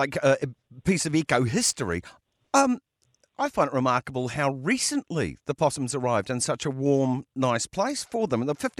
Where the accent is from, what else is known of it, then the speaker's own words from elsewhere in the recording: Northland, New Zealand; when I was growing up in Northland